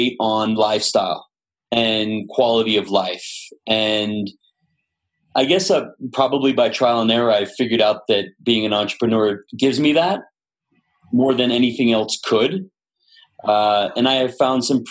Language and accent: English; Los Angeles, California, United States; born and raised in Los Angeles